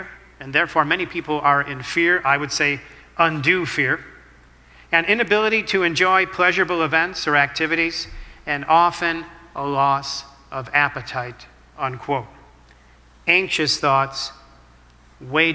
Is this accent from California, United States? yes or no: no; Chicago, Illinois, United States; I'm born and raised in the city of Chicago. That's my hometown.